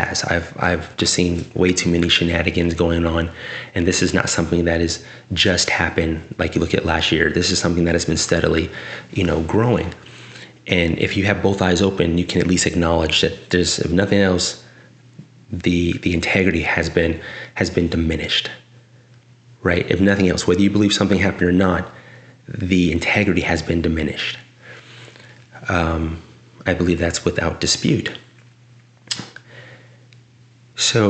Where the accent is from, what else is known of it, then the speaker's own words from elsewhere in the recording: South San Francisco, California, United States; I am a California boy, born and bred. I'm from South City, San Francisco